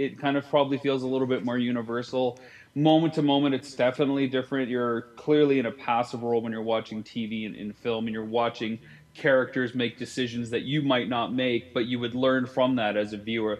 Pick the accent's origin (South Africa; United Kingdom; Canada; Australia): Canada; I'm Canadian